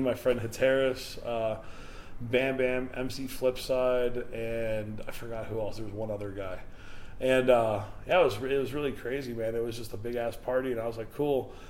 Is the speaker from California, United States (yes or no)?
no; Indiana, United States; moved away; also born or lived in Chicago / Detroit; my hometown in Indiana